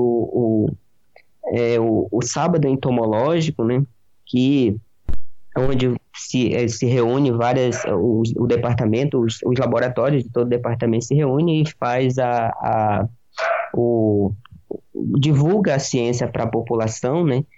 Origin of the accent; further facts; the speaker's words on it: Pará, Brazil; moved away as an adult; now in Piracicaba, Brazil; eu não sou aqui da região, eu sou do estado do Pará. Meus pais moram no interiorzão lá do Pará